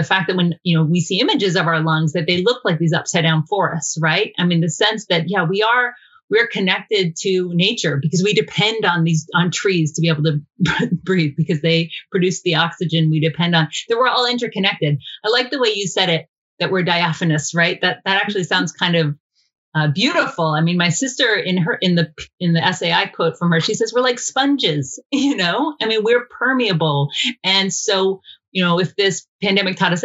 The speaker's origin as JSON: {"language": "English", "region": "Georgia", "country": "United States", "said": "we're both from Georgia."}